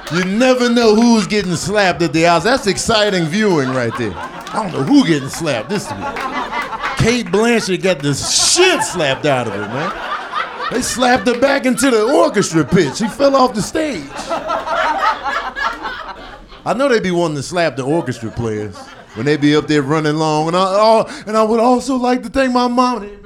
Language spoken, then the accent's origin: English; Chicago, Illinois, United States; I'm from Chicago